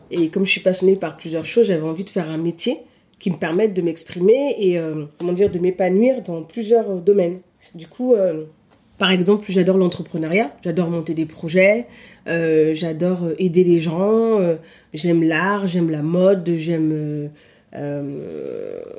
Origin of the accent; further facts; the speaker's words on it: Paris, Île-de-France, France; born there; also born or lived in Cameroon; now in Lille, France; bah, je suis née à Paris, euh, j'ai vécu plusieurs années au Cameroun, plus de 10 ans.